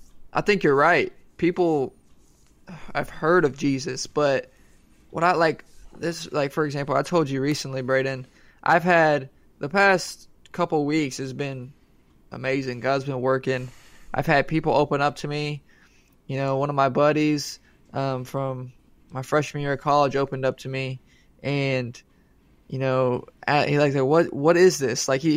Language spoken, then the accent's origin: English; Poth, Texas, United States; I guess this predetermined notion in my head came from growing up in Poth.